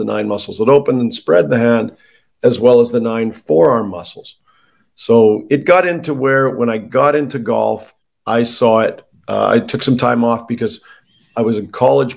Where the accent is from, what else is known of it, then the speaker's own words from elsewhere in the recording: Canada; I'm Canadian